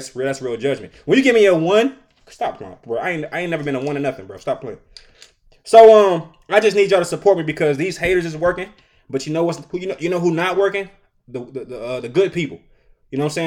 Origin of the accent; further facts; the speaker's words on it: Detroit, Michigan, United States; I'm from Detroit.